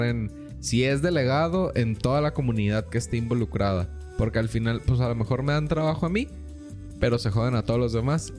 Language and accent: Spanish; Mexico; como mexicanos